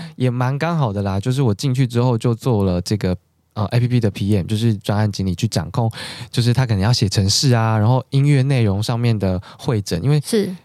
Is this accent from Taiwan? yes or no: yes; Taichung, Taiwan; now in Taipei, Taiwan; 我是台中人，我现在自己在台北